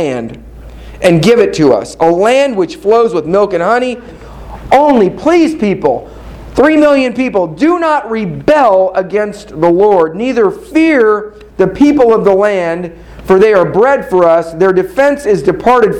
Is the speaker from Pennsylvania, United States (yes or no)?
no; Kansas City, Missouri, United States; I'm from Kansas City